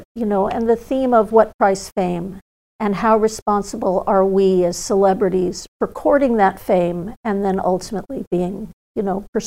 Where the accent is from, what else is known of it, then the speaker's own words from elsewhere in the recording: Malibu, California, United States; also born or lived in Hollywood; growing up in Malibu